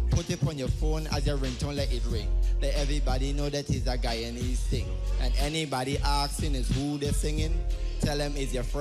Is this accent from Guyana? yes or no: yes; Guyana; Okay, um, where I'm from? I'm from Guyana.